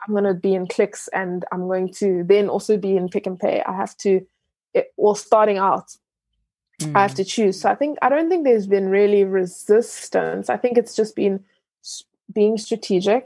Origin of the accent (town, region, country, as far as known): South Africa; born or raised there; also born or lived in Ghana